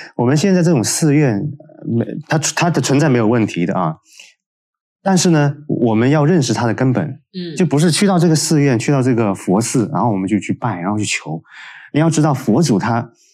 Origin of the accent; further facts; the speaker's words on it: China; 我们中国人